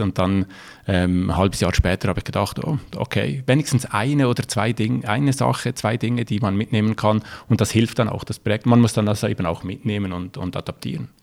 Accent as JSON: {"language": "German", "region": "Valais", "country": "Switzerland", "accent": "Valais", "moved": "yes", "lives_now": "Rotkreuz, Switzerland", "said": "ursprünglich äh, bin ich aus dem Wallis, darum auch mein äh, Akzent in, de, in, der hochdeutschen Sprache"}